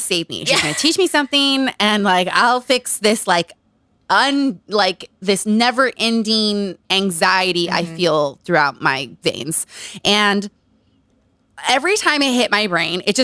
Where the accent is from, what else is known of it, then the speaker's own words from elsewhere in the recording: Utah, United States; Growing up in Utah